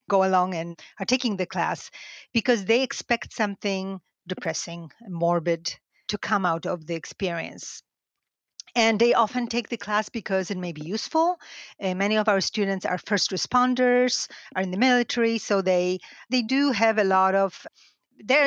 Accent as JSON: {"language": "English", "region": "Lesser Poland", "country": "Poland", "tie": "born or raised there", "moved": "yes", "said": "I grew up half an hour from Auschwitz, and we went to Auschwitz on field trips with school as early as primary school"}